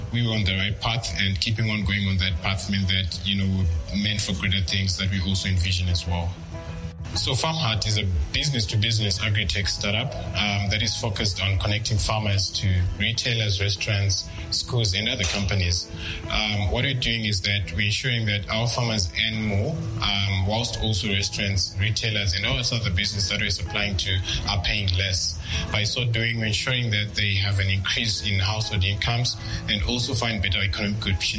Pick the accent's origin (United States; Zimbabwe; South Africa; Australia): Zimbabwe; I'm age 26. I'm from Zimbabwe